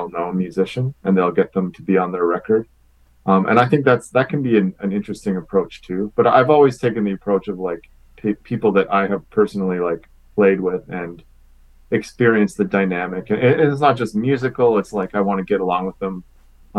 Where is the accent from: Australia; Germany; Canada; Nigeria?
Canada; Winnipeg, Manitoba; I grew up in Winnipeg